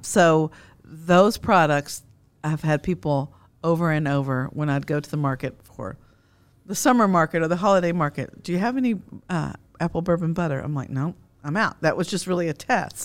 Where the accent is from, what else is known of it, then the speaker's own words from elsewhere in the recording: Frankfort, Kentucky, United States; growing up in Frankfort, Kentucky, the heart of bourbon country